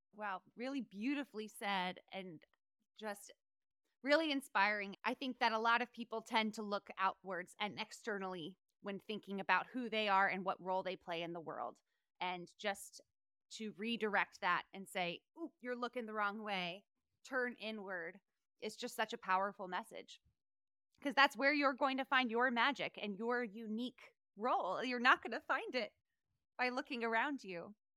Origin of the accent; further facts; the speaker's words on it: North Carolina, United States; moved away; also born or lived in Charleston, South Carolina; I'm from North Carolina originally, born in Charleston, South Carolina.